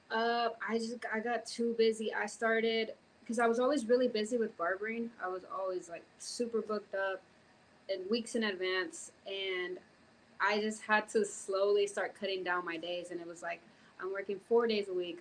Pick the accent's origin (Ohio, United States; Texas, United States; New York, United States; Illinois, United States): Texas, United States; Houston; also born or lived in California / Florida / Mexico; now in Fort Worth, United States; lived in Houston up until middle school.